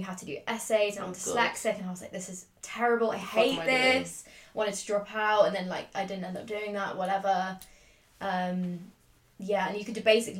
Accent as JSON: {"language": "English", "region": "London", "country": "United Kingdom", "also_born_or_lived": "Leeds", "moved": "as an adult", "said": "I'm from London, pretty much, and I'm still living here. Just came out of uni. I went to Leeds Uni and studied art."}